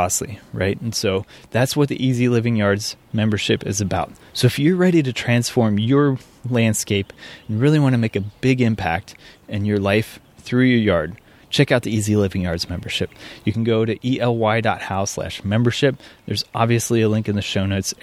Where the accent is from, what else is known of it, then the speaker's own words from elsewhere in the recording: Midwest, United States; I grew up in the Midwest